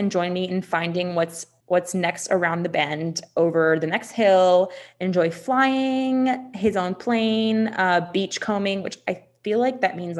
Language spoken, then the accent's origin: English; United Kingdom; I'm so sorry. I'm British.